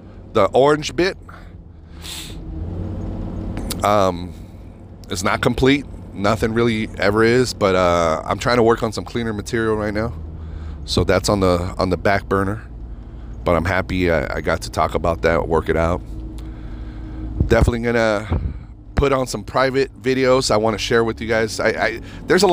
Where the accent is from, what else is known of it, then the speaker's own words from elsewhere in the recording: United States; I'm an American.